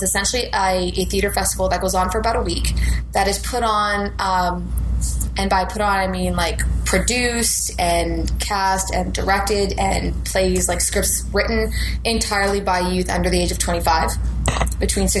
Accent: Rockland, Ontario, Canada; born or raised there; also born or lived in Ottawa

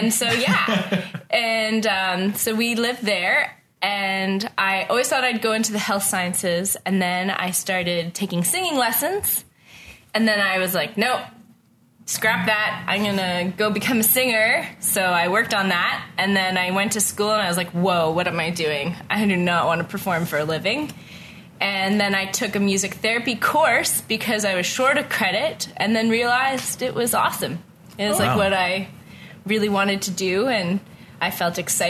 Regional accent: Ottawa, Ontario, Canada; moved away as an adult; also born or lived in Kanata / Waupoos Family Farm; now in Halifax, Canada; I am born and raised in Ottawa.

